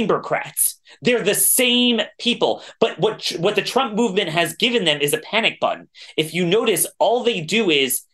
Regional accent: Maryland, United States; I'm from Maryland

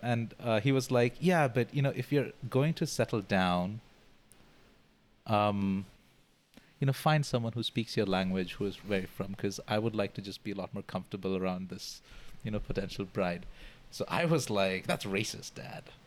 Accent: Kerala, India; moved away as an adult; now in Singapore; I come from um, India, I come from Kerala

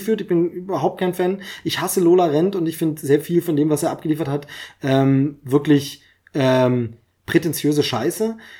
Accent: East Germany, Germany; Ich komme aus dem Osten, hab's da verpasst. Denn Augsburger Puppenkiste habe ich dann erst mitbekommen nach der Wende eben

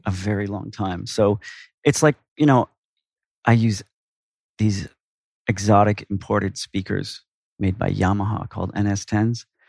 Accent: Minneapolis, Minnesota, United States; moved away as an adult; now in New York, United States; I'm originally from Minneapolis.

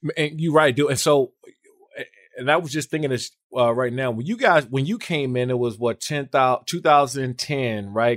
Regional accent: Maryland and Washington D.C. area, United States; moved away as an adult; now in San Diego, United States; I grew up in Maryland and Washington D.C. area

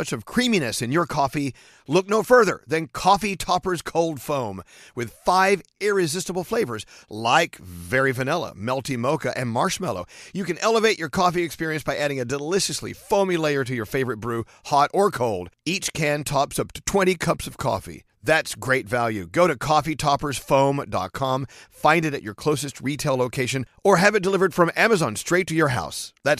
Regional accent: the South, United States; I'm from the South. I know exactly.

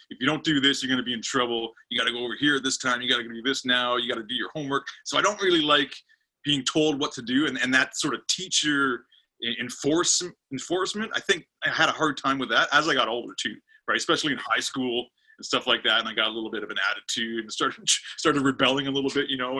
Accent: Pickering, Ontario, Canada; also born or lived in Scarborough, Ontario; i live in pickering pickering's like a about 20 30 minutes east of uh, the big city toronto and i've lived here since i was you know two years old i was born in Scarborough, Ontario

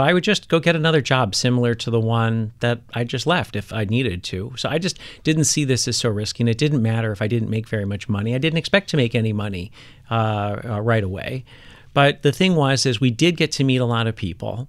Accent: Milwaukee, Wisconsin, United States; moved away as an adult; the Midwest where I grew up, like, all the dads were home for dinner.

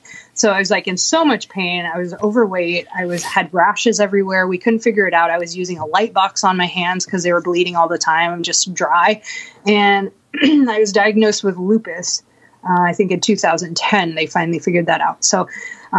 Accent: Bellingham, Washington, United States; moved away as an adult; also born or lived in Walla Walla; coming back to Bellingham and staying with friends here just because this is my hometown

